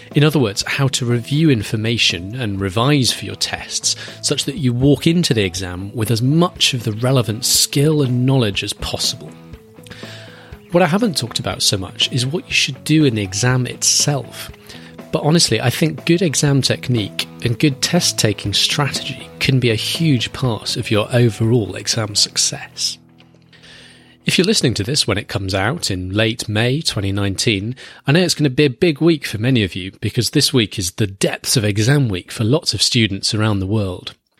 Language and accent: English; United Kingdom; my home country, Great Britain